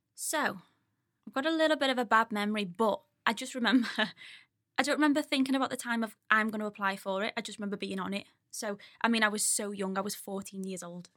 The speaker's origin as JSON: {"language": "English", "town": "Skelmersdale", "region": "North West England", "country": "United Kingdom", "tie": "born or raised there", "also_born_or_lived": "Ormskirk", "said": "I grew up on, um, New Church Farm with my parents, not far down the road from Mike"}